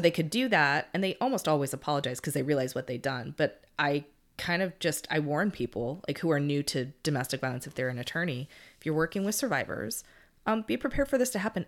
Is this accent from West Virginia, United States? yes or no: no; California, United States; I'm from California and we use guys to describe even a tree